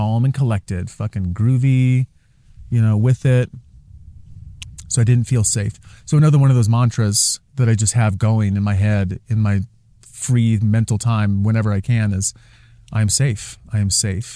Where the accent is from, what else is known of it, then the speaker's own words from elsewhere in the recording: Portland, Oregon, United States; also born or lived in Seattle / Sedona; growing up in Portland